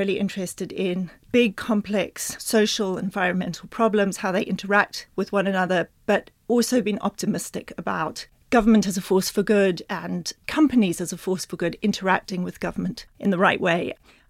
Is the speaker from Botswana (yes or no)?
yes; Botswana; also born or lived in United Kingdom / New Zealand; So I was born in Britain, but spent most of my childhood in Botswana, a little bit in New Zealand, but then Botswana, in the middle of the bush, 200 kilometers from the nearest store